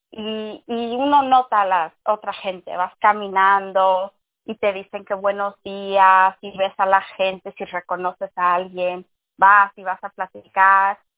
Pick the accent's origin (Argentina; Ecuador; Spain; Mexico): Mexico; Sí, sí, yo me considero latina porque soy mexicana.